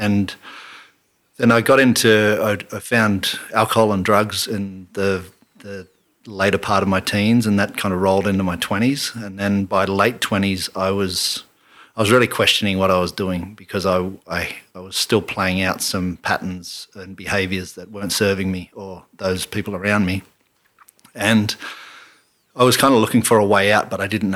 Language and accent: English; Canberra, Australian Capital Territory, Australia; I grew up in Canberra